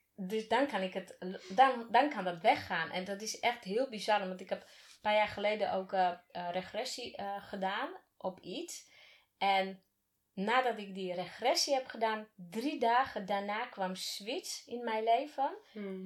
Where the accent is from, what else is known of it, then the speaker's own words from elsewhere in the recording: Slovakia; now in Netherlands; waar ik vandaan kom. En niet, bedoel ik niet uit Slowakije, maar echt waar ik vandaan